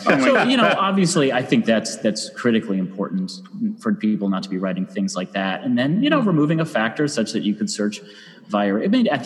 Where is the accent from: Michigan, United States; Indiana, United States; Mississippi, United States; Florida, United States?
Michigan, United States; Ann Arbor; the comedy club in my hometown, down the Ann Arbor Comedy